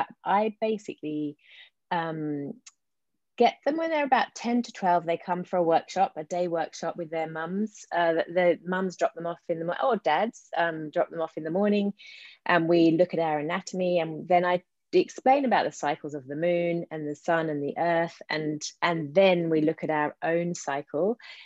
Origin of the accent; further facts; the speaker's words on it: London, United Kingdom; accent: English; moved away; So you might hear in my accent, I've got a bit of an English accent, the residue of, mind you, yes, I've been here 28 years. So it's, yes, but I grew up in London and came over here then.